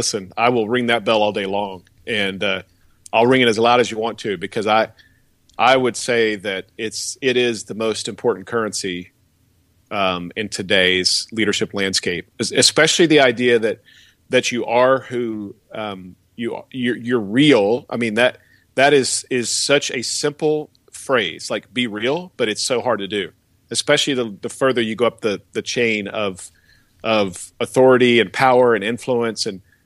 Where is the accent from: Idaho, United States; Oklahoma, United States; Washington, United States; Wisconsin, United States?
Oklahoma, United States; Bristow; I grew up in just outside of Tulsa in a little town called Bristow